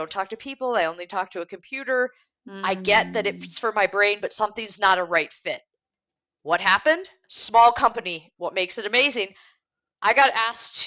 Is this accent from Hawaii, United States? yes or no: no; Detroit, Michigan, United States; also born or lived in Germany; I grew up in the Detroit area as well as Germany, but mostly in the Detroit area